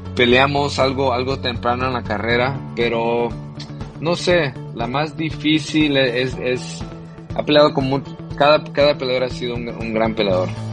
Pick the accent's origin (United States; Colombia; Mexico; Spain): United States; Los Angeles, California; also born or lived in El Salvador; aquí en East LA, donde yo nací también